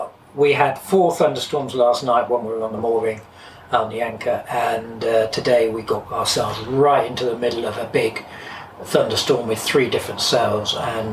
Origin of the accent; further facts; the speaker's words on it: England, United Kingdom; moved away; we are Europeans, we're English, British